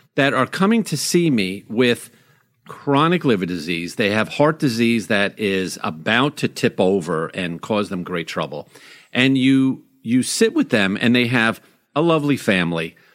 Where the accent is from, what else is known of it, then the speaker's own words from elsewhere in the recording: Long Island, New York, United States; moved away; when I was a kid growing up on Long Island